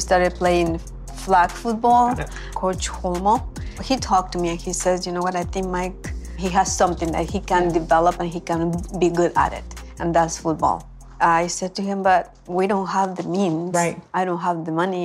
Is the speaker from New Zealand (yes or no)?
no; Mexico City, Mexico; moved away as an adult; now in California, United States; I grew up in Mexico City.